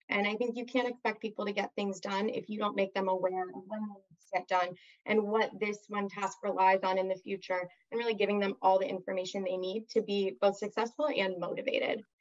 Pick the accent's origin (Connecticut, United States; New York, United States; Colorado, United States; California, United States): California, United States; Southern; growing up in Southern California. There's just so much to do here that's active